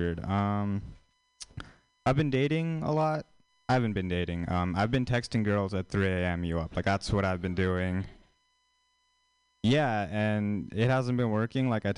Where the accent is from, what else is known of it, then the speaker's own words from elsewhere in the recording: India; moved away; an Indian person, like, actually from India